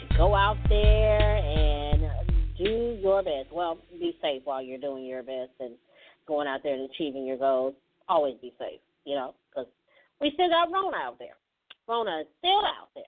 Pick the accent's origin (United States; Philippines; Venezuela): United States; Mississippi; my home state, Mississippi